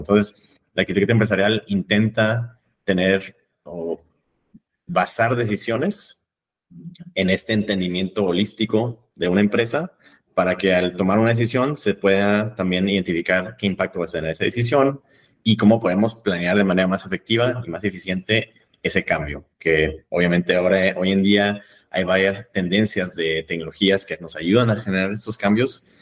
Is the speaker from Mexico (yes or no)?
yes; Monterrey, Nuevo León, Mexico; moved away as an adult; also born or lived in London, United Kingdom; now in Vienna, Austria; soy de México, soy de Monterrey, eh, México